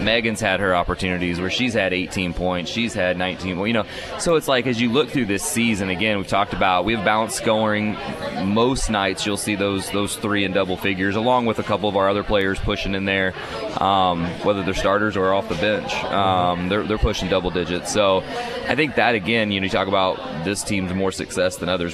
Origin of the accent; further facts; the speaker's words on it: Indiana, United States; moved away; I grew up in Indiana